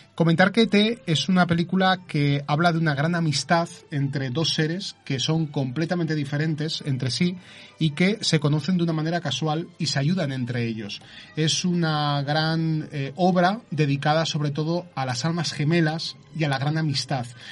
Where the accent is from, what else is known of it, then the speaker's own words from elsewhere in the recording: Zaragoza, Aragon, Spain; soy de Zaragoza, pero eh, curiosamente viajo cada 15 días a, Vilanova y la Yeltrú